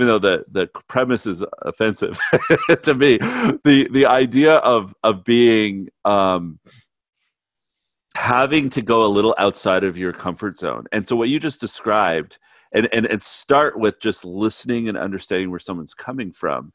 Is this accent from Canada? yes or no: yes; Canada; now in United States; I'm Canadian, right? I've been here in the United States for a long time